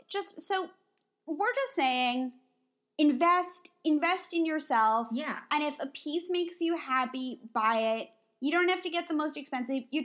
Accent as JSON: {"language": "English", "region": "East Coast", "country": "United States", "said": "It's I'm I'm like from the East Coast."}